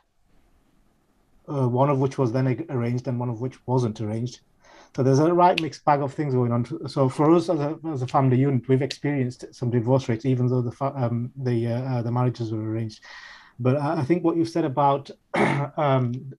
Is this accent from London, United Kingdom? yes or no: no; Sheffield, Yorkshire and the Humber, United Kingdom; a British Bengali raised in Sheffield